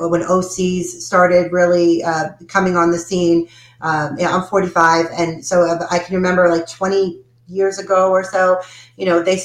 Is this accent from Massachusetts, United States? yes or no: yes; Boston, Massachusetts, United States; now in Tennessee, United States; I'm from Boston